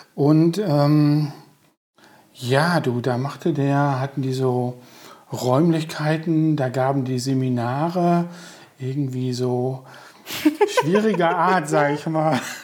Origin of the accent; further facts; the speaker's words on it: Coesfeld, North Rhine-Westphalia, Germany; Ich bin ja auf der Hamsgasse groß geworden